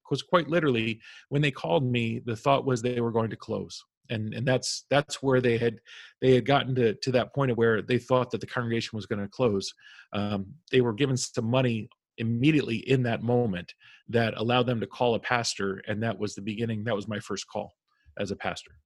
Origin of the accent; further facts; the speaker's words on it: Albany, New York, United States; now in New York City, United States; i was born and raised in New York, mm. and so we're originally from upstate Albany, the Albany area